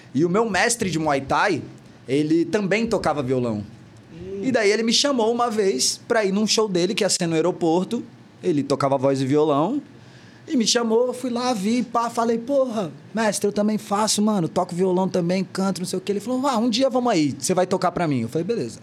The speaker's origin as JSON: {"language": "Portuguese", "town": "Porto Velho", "region": "Rondônia", "country": "Brazil", "tie": "born or raised there", "moved": "yes", "lives_now": "São Paulo, Brazil", "said": "eu vim de Porto Velho, né?"}